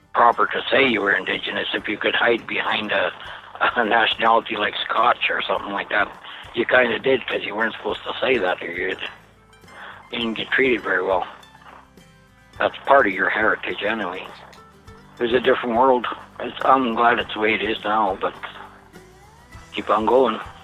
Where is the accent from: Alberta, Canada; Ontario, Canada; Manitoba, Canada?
Manitoba, Canada; Lockport; I'm from Lockport, Manitoba. I'm a mixed blood or Métis, whatever you prefer. The Métis culture here, like where I grew up